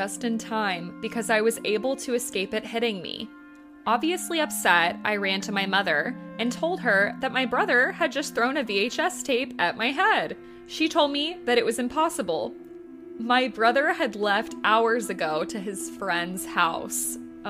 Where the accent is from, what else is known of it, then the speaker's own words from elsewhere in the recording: Terre Haute, Indiana, United States; I grew up in Terre Haute, Indiana, in a haunted house.